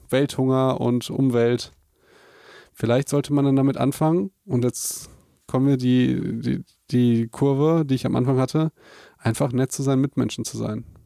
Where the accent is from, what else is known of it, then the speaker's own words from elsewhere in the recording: Germany; Für uns als Deutsche